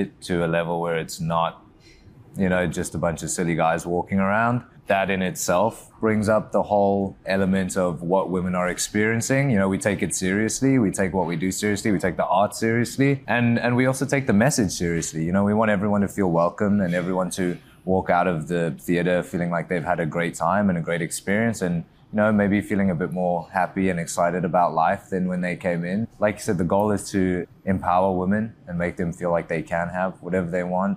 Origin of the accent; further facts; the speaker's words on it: South Africa; moved away as an adult; also born or lived in England; now in United States; Originally, I'm from South Africa, born and raised. I moved out to England when I was 18